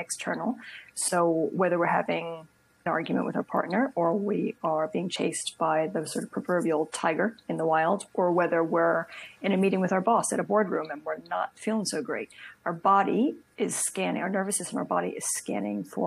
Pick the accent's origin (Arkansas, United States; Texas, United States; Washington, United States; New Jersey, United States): New Jersey, United States; Princeton; moved away as an adult; now in London, United Kingdom; I'm from Princeton, New Jersey originally, but I've lived in London for over 13 years now